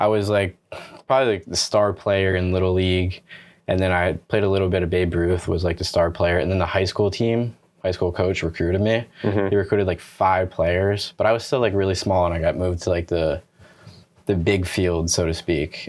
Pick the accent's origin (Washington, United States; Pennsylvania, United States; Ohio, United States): Pennsylvania, United States; Bangor; also born or lived in Somerville, New Jersey; Basically raised in Pennsylvania, right across the Delaware Water Gap in uh, in Pennsylvania, Bangor, Pennsylvania, to be exact